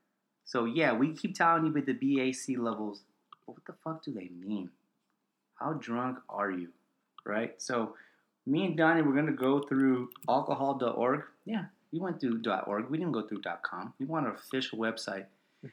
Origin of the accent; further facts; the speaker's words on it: California, United States; We're from California